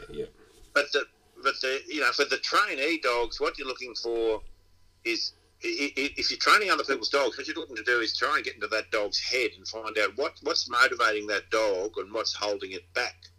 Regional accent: Inverell, New South Wales, Australia; moved away as an adult; I'm from Inverell. I was born in Inverell, and I went away for I was here for 20 years, and then went away for 20 odd years, and I've been back for about 20 years.

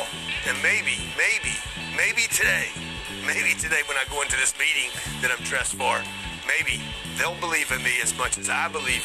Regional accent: Lake Charles, Louisiana, United States; I grew up in Lake Charles, Louisiana

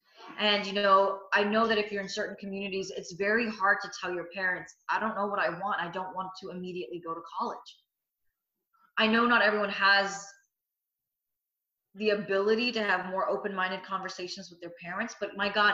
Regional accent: India; But I'm Indian. And being a journalist in the Indian community is not viable, right?

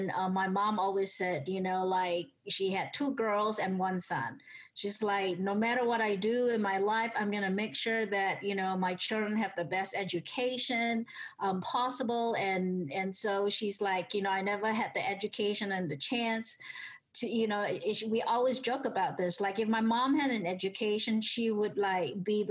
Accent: Singapore; also born or lived in Atlanta, United States; now in United States; I grew up in Singapore back in the 70s

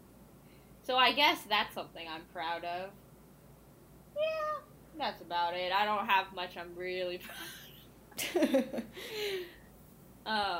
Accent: California, United States; I was born and raised in California

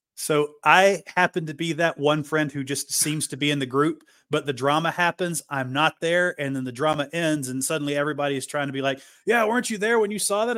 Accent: Appalachia, United States; I grew up in Appalachia, so we are very poor out here.

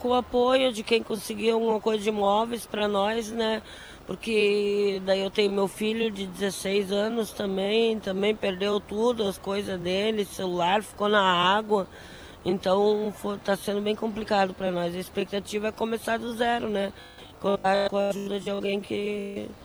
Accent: Mexico; Portuguese is a second language; now in Brazil; É, México. Do México.

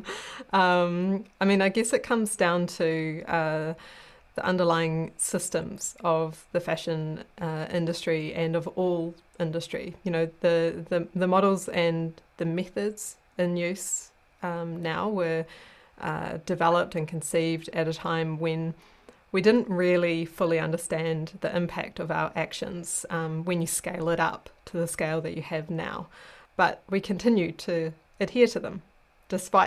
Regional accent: New Zealand; moved away as an adult; now in Sweden; I'm a New Zealander

